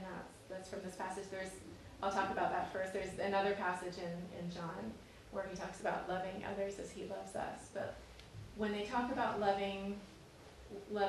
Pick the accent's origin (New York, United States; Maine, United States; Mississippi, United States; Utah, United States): Maine, United States; Lewiston; I'm from Lewiston too